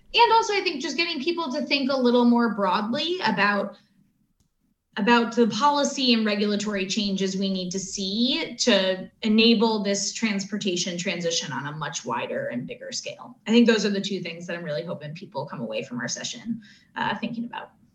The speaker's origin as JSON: {"language": "English", "country": "United States", "also_born_or_lived": "Latin America / Africa", "said": "as an American"}